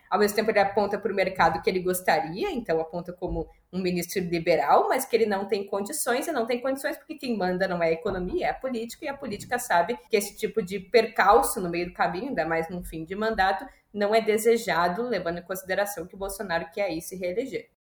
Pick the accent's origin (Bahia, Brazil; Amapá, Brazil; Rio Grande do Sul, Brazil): Rio Grande do Sul, Brazil; Porto Alegre; moved away as an adult; now in São Paulo, Brazil; Eu já moro há 10 anos em São Paulo, mas eu sou de Porto Alegre